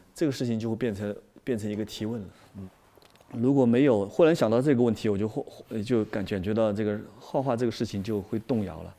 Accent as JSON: {"language": "Chinese", "country": "China", "said": "我们是中国人"}